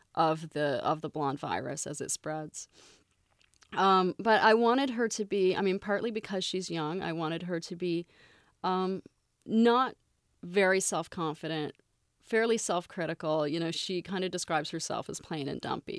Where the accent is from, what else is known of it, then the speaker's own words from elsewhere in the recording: Canada; moved away; I grew up in Canada, so I'm very familiar with Toronto